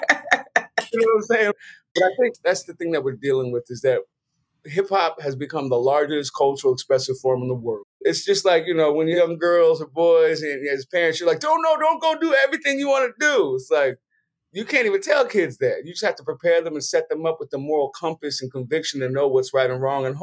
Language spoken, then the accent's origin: English; San Francisco, California, United States; I'm from San Francisco, Hunters Point